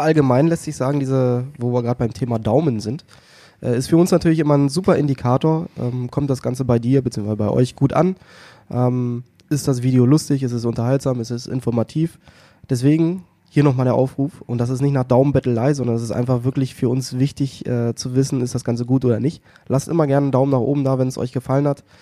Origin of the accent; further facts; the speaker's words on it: the North, Northern Germany, Germany; bei uns im Norden